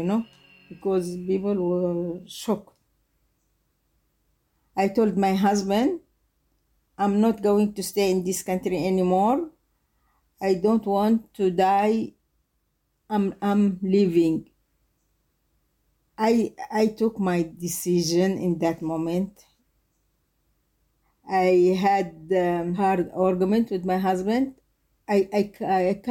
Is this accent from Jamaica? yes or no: no; South Yemen, Yemen; English is a second language; moved away as an adult; I'm myself from South Yemen